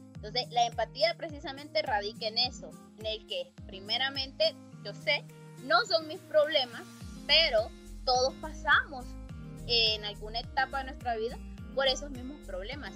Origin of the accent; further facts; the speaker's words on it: Honduras; yo soy hondureña, a nosotros comúnmente se nos conocen como catrachos o catrachas